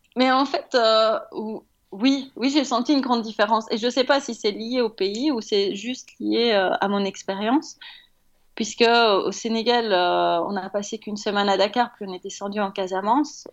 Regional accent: Belgium; en tant que Belge

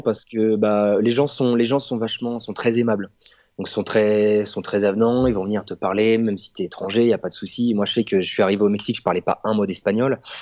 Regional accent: France; moved away as an adult; now in Mexico; en tant que Français qui est là juste pour

